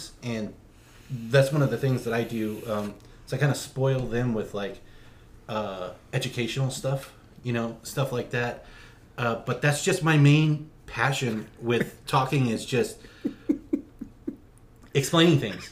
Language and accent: English; West Coast, United States; now in Oklahoma, United States; even though we're here in Oklahoma, I'm from the West Coast